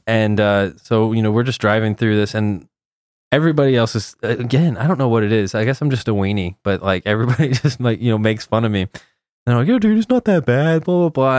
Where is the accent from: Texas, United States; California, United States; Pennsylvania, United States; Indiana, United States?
Texas, United States; I'm coming from Texas